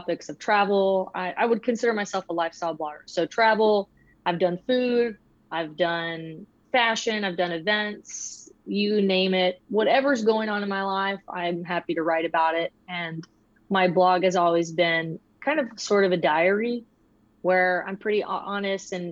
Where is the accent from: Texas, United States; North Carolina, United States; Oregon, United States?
Texas, United States; Austin; now in Georgetown, United States; native Texan, born in Austin